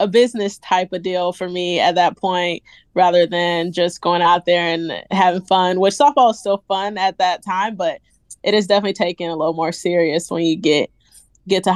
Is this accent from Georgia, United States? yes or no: yes; Newnan, Georgia, United States; moved away as an adult; now in Gainesville, United States; I'm from Noonan, Georgia.